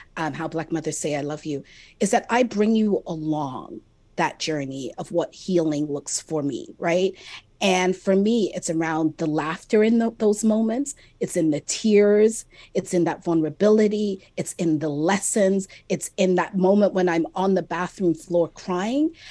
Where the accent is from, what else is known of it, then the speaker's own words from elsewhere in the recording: Jamaica; I'm also Jamaican